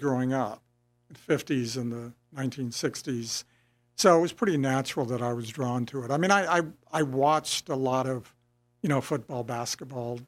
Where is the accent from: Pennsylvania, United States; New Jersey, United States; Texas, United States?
Texas, United States; San Antonio; I grew up in San Antonio